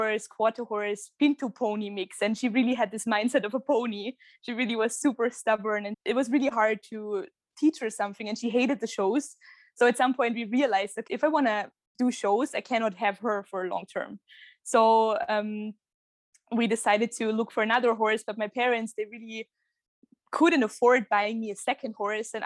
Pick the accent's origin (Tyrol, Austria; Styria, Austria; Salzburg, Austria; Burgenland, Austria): Tyrol, Austria; near Kitzbühel; moved away as an adult; now in Vienna, Austria; I'm originally from Tyrol in Austria, close to Kitzbühel. But now I moved to Vienna a few months ago.